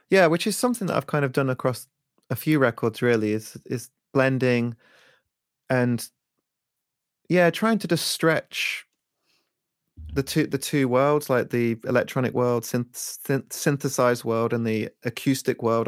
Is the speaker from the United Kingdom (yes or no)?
yes; Leicester, East Midlands, United Kingdom; also born or lived in Peckham, London; now in London, United Kingdom; I'm originally from Leicester